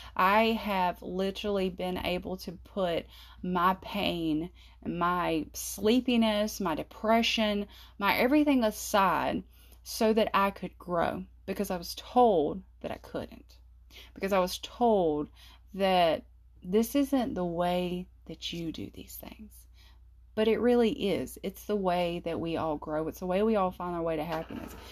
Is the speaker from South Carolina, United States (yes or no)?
yes; South Carolina, United States; I'm from South Carolina